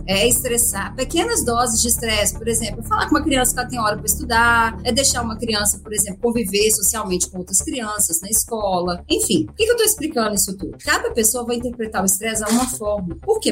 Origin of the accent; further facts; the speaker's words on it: Minas Gerais, Brazil; accent: mineiro; moved away as an adult; now in São Paulo, Brazil; Eu sou mineira, vocês vão ver pelo sotaque, né? Bem forte.